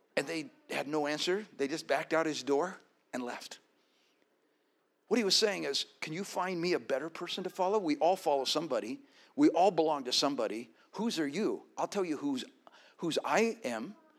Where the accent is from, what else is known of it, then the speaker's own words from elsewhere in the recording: Colorado, United States; my being born and raised in Colorado